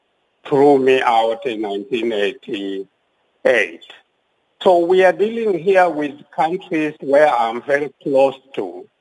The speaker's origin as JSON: {"language": "English", "country": "Kenya", "tie": "born or raised there", "also_born_or_lived": "Zimbabwe", "moved": "as an adult", "said": "I was born in Kenya. My ancestry is in Kenya."}